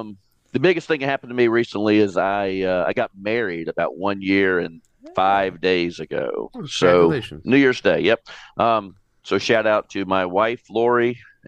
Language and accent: English; Atlanta, Georgia, United States; You heard I'm from Atlanta.